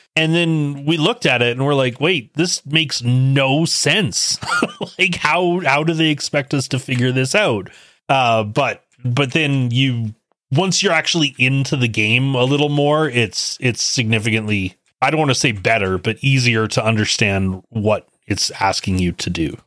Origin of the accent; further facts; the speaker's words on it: Canada; myself being Canadian